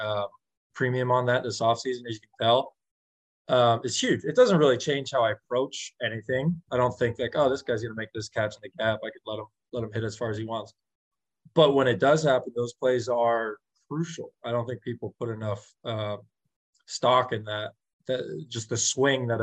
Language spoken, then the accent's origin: English; San Francisco, California, United States; moved away as an adult; now in Toronto, Canada; I'm from San Francisco